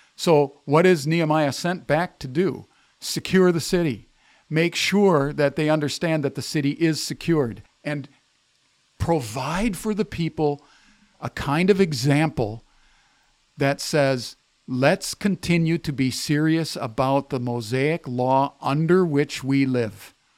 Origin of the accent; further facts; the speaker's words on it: United States; I grew up in America